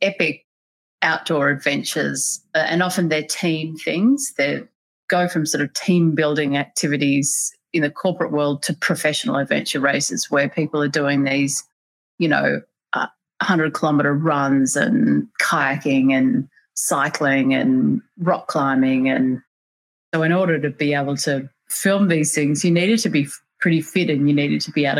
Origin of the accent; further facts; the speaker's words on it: Canberra, Australian Capital Territory, Australia; I grew up in Canberra in Australia, so the capital, it's a sort of relatively small town surrounded by a lot of nature